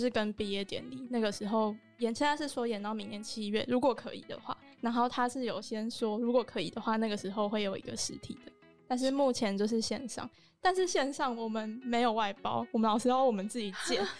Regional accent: Taiwan; 就是我们台湾人都有自己选好做，可是最后很像我们自己在弄。

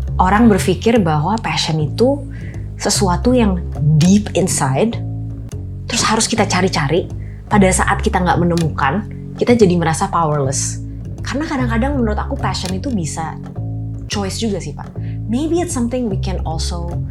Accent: Jakarta, Indonesia; also born or lived in Oxford, United Kingdom / Stanford, United States; Lahir di Jakarta, um, SD itu di Al Azhar

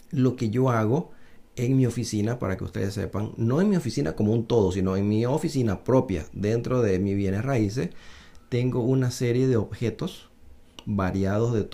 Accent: Panama; los paisanos que son chinos como yo, yo soy mitad chino, mitad panameño

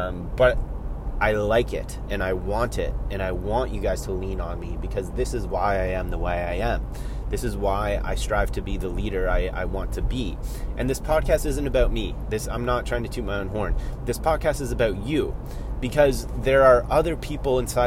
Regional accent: Collingwood, Ontario, Canada; I'm driving to my dad's house in my hometown here of Collingwood, Ontario

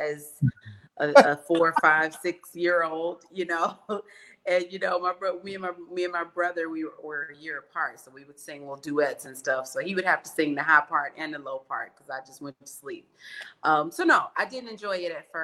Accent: East St. Louis, Illinois, United States; now in Chicago, United States; I was born in East St. Louis, Illinois, and I now live in Chicago, Illinois.

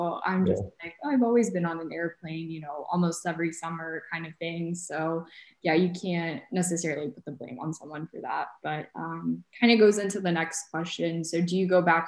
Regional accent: United States; people that grew up specifically in the States

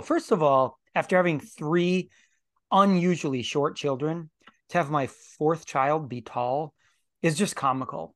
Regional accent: United States; as American Christians

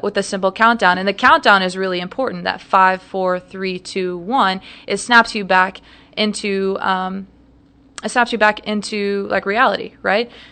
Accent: St. Louis, Missouri, United States; moved away as an adult; also born or lived in Providence, Rhode Island; now in Dallas, United States; I am originally from Saint Louis, Missouri

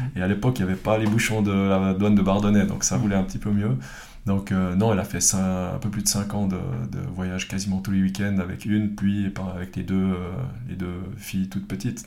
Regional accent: Fribourg, Switzerland; also born or lived in Villeurbanne; je viens de Fribourg, mes parents qui sont les deux euh, originaires de, Prague

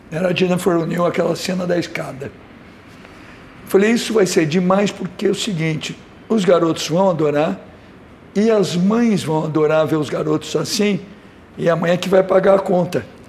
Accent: São Paulo, Brazil; also born or lived in Rio de Janeiro; sou nascido em São Paulo, muito paulista, mas adoro o Rio, virei cidadão carioca

